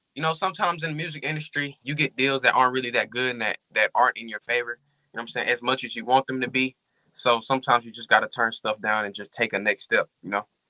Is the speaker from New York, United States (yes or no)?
no; Arkansas, United States; I'm from Arkansas, and I've been rapping since the age of six.